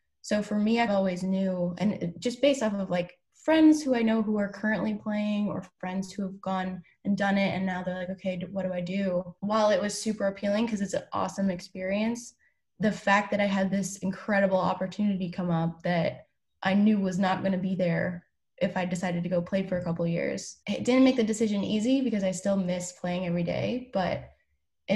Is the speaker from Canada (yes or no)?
yes; Ottawa, high school near Toronto, Ontario, Canada; moved away as an adult; I am actually originally from Canada. I was born in Ottawa, went to high school near Toronto